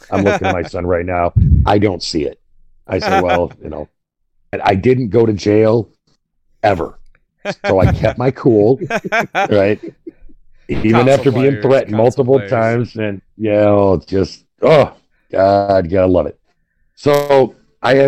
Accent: Michigan, United States; we're from Michigan

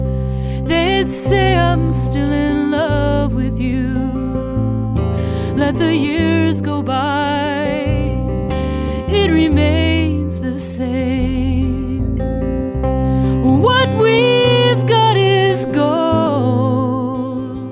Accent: Newton, Massachusetts, United States; now in Los Angeles, United States; I'm originally from Newton, Mass. I currently live in Los Angeles.

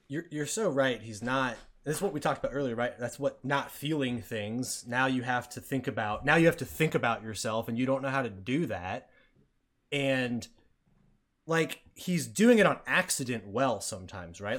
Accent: United States; we're American.

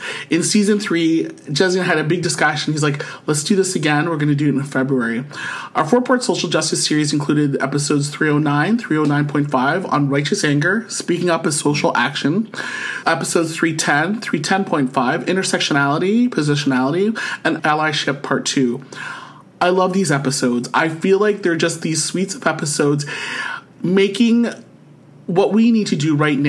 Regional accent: Rhode Island, United States; And I listened to your thing and I'm from Rhode Island.

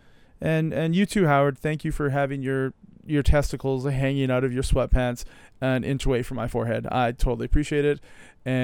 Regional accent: Canada; me as a Canadian

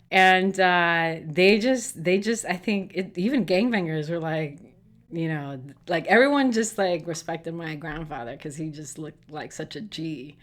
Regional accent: Chicago, Illinois, United States; I was born and raised in Chicago, grew up in a Black and Puerto Rican neighborhood

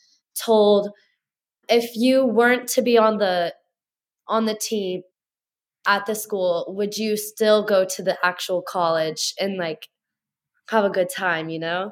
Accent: Louisville, Kentucky, United States; moved away as an adult; now in Harrisonburg, United States; Bellarmine University, which is in my hometown

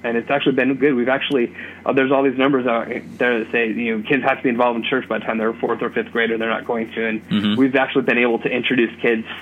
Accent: California, United States; moved away as an adult; now in Bloomfield, Indiana, United States; I'm from California

